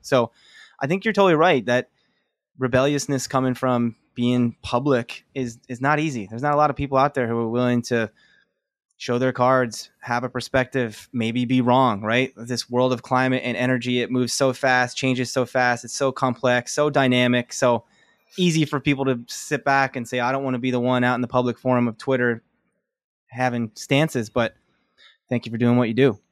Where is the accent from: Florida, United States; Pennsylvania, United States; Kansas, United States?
Pennsylvania, United States; Philadelphia; I grew up in the Philadelphia area